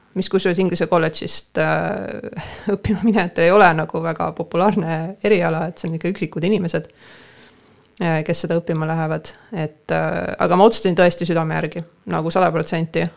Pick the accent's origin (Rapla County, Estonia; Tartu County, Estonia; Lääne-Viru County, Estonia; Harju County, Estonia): Harju County, Estonia; Tallinn; now in Põltsamaa, Estonia; mina ikkagi olen pärit äh, Kassisaba Aguli rajoonist